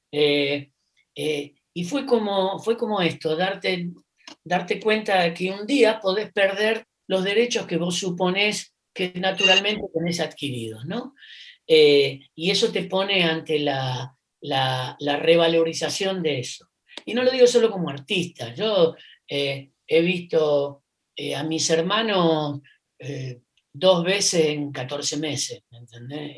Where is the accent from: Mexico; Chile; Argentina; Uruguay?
Argentina; Rosario, Santa Fe; rosarino, cantante